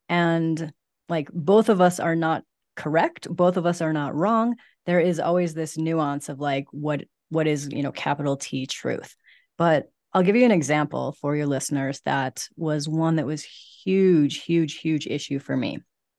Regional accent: Midwest, United States; Think that that's like a very Midwest, because I'm from the Midwest as well.

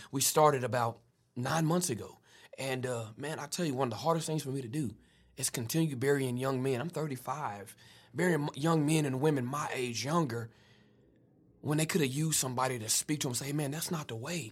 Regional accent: Wichita, Kansas, United States; also born or lived in Prescott, Arkansas / Tuscaloosa, Alabama; I was raised in the city of Wichita

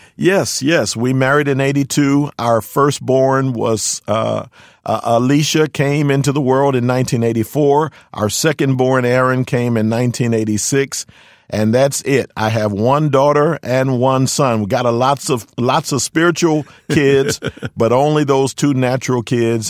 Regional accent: Philadelphia, Pennsylvania, United States; moved away as an adult; also born or lived in California; now in Fremont, United States; I'm born and raised in Philadelphia, PA, Spent my first 31 years there

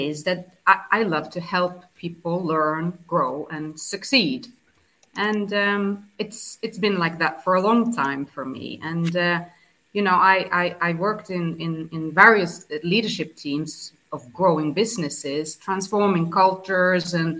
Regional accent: southern Sweden, Sweden; now in 's-Hertogenbosch, Netherlands; I am from Sweden, born and raised in south of Sweden

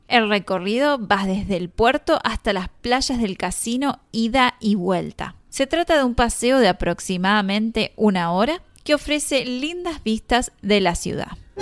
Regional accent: Mar del Plata, Buenos Aires Province, Argentina; mi ciudad natal, Mar del Plata

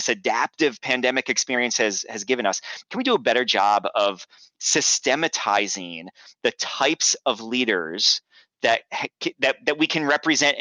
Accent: New York, United States; I grew up in New York, and on September 11th, 2001, I was living in New York

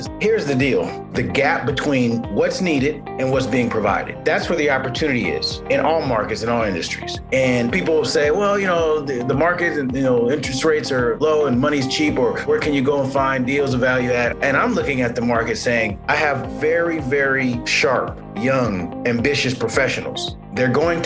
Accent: Los Angeles, California, United States; born and raised in Los Angeles and was a childhood product of the 80s

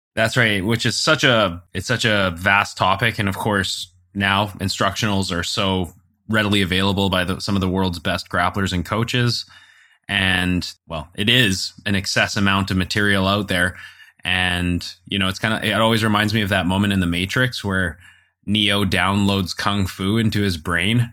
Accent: Canada; we're Canadian

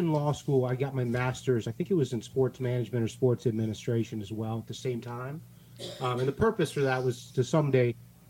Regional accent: St. Louis, Missouri, United States; now in Fort Lauderdale, United States; I'm from the Midwest. I'm from St. Louis

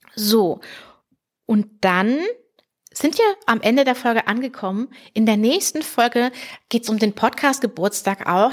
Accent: Heidelberg region, Baden-Württemberg, Germany; hier so Heidelberger Region, wo ich herkomme

